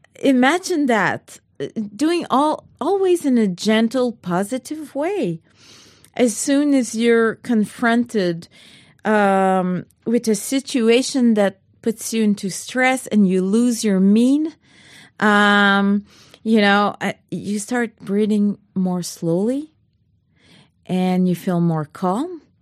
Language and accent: English; Canada; I'm French Canadian